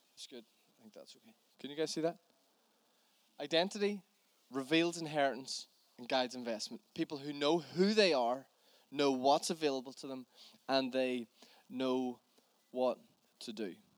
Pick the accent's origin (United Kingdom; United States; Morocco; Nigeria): United Kingdom; Northern Ireland; as a Northern Irish man